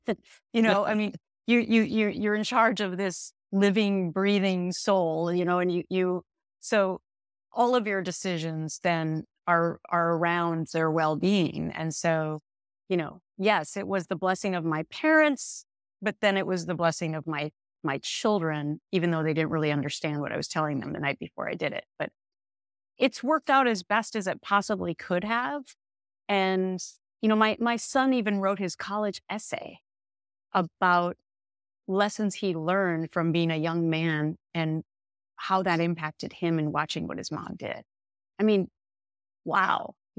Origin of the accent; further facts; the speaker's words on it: Minnesota, United States; But anyway, it was a wonderful place to grow up, and you'll understand as a Minnesotan. And by the way, you don't have the accent. I lost mine too, I think.